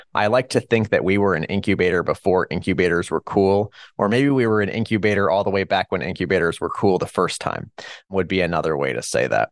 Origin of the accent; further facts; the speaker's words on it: Hutchinson, Kansas, United States; moved away as an adult; also born or lived in Chicago; I was born here in Hutchinson, Kansas, where I currently reside